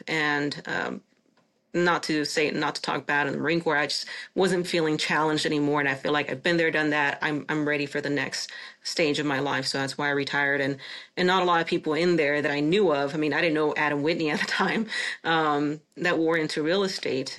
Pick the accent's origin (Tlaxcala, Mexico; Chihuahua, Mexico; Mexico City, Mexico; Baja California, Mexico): Chihuahua, Mexico; now in United States; my hometown of, of Chihuahua, Mexico. I'm Mexican, uh, a naturalized citizen